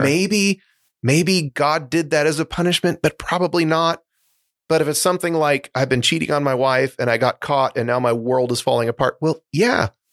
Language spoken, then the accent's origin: English; Seattle, Washington, United States; I grew up in Seattle